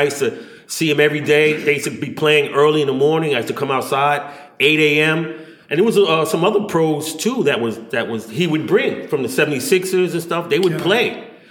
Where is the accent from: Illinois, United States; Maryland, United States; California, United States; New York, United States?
New York, United States; New York City; Growing up in Brownsville, Brooklyn, Howard Houses.